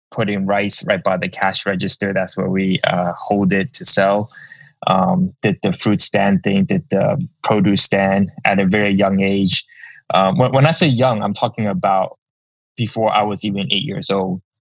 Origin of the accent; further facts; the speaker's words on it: New York City, New York, United States; I was born and raised in uh, Lower Manhattan. Um, right now, that area is called Two Bridges. Uh, went to school at PS 124. Uh, that's right in Confucius Plaza.